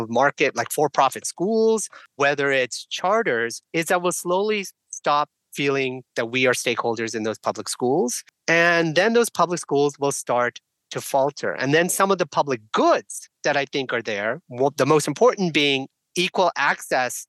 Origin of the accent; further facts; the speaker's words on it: San Francisco Bay Area, California, United States; also born or lived in India; I was born in India. I grew up here as an immigrant. And to me, growing up in the San Francisco Bay Area